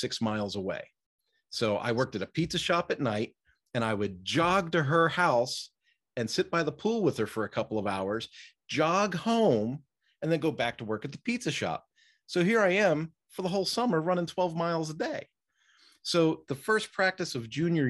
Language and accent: English; outside of Philadelphia, Pennsylvania, United States; I'm from the East Coast. I was raised outside of Philadelphia.